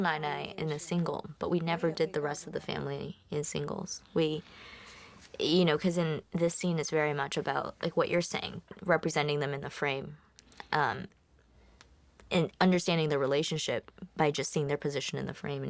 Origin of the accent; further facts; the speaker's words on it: Miami, Florida, United States; we grew up in Miami